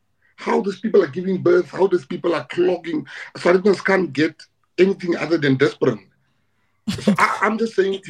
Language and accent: English; South Africa; We need to be known as South Africans